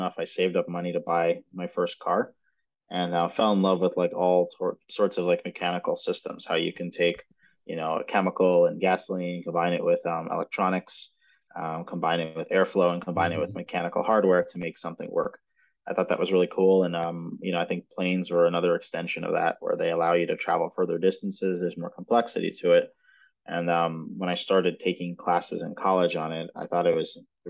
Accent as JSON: {"language": "English", "town": "New York City", "region": "New York", "country": "United States", "moved": "as an adult", "lives_now": "San Diego, United States", "said": "I'm originally from Brooklyn, New York"}